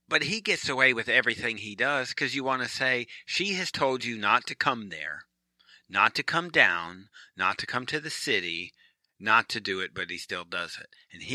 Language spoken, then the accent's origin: English; Michigan, United States; now in Virginia Beach, United States; Now, I'm from Michigan. I'm a Michigan guy.